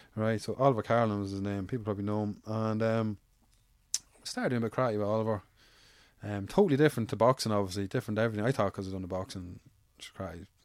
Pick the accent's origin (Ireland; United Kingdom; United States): Ireland; I grew up in Avon by both sides of the town, so I'm from Severlands.